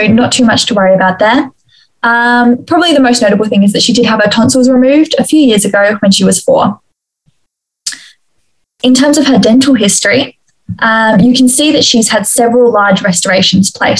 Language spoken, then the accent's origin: English; Adelaide, South Australia, Australia; I'm in BDS2 and I'm from Adelaide